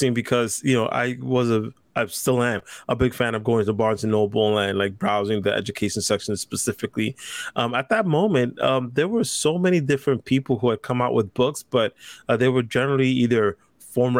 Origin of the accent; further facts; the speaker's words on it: New York City, New York, United States; I grew up in the Lower East Side that was just of Manhattan